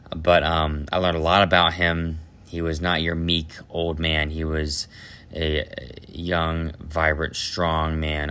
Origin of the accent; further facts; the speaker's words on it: Ohio, United States; from Ohio, I am the youngest of eight children